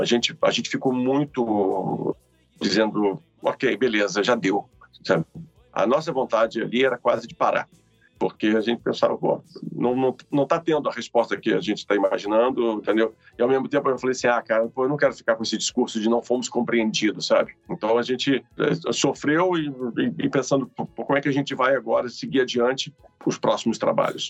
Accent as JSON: {"language": "Portuguese", "town": "Ituiutaba", "region": "Minas Gerais", "country": "Brazil", "moved": "yes", "lives_now": "Rio de Janeiro, Brazil", "said": "sou mineiro de Ituiutaba"}